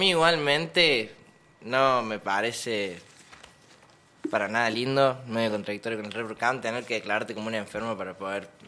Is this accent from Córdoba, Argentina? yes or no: yes; Mina Clavero, Córdoba, Argentina; Sí, mi familia es toda de Buenos Aires, pero yo soy acá. Nací en Mina.